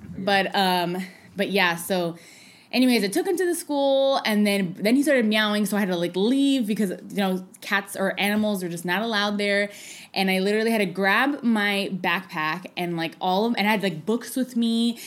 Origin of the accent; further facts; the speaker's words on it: San Francisco, California, United States; also born or lived in Oakland; I'm born and raised here